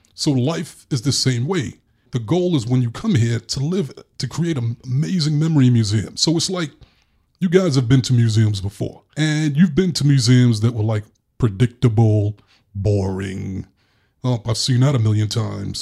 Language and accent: English; New York, United States; growing up in New York